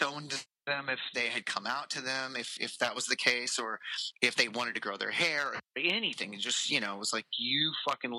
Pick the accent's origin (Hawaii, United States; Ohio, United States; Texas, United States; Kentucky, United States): Texas, United States; Sherman; also born or lived in Dallas, Texas; now in Austin, United States; I live in Austin, Texas. I grew up in Sherman, which is 4.5 hours away